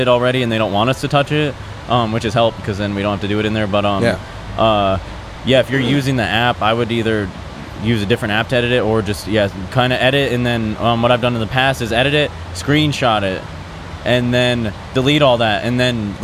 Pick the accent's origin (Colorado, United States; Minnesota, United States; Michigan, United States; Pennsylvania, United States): Minnesota, United States; St. Paul; now in Phoenix, United States; I'm actually from St. Paul originally.